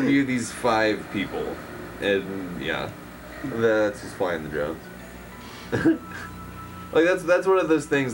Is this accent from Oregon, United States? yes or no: yes; Portland, Oregon, United States; I'm from Portland.